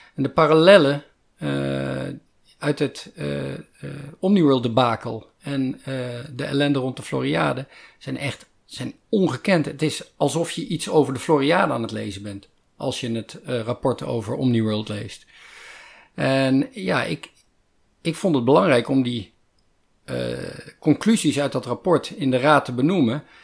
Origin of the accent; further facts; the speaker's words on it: Netherlands; ik ben een Nederlander